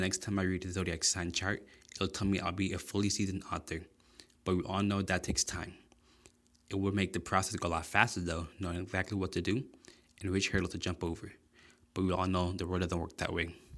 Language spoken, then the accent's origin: English; South Florida, United States; moved away as an adult; now in Illinois, United States; I was originally born and raised in South Florida, but I moved to Illinois last year